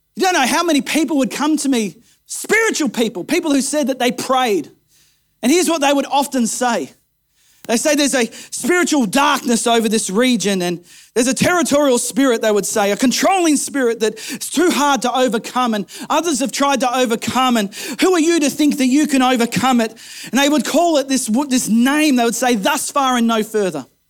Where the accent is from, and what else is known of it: Kempsey, New South Wales, Australia; born or raised there